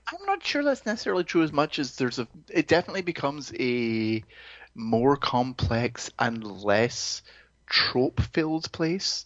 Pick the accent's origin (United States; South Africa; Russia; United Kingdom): United Kingdom; Greenock, Scotland; moved away; my hometown in Scotland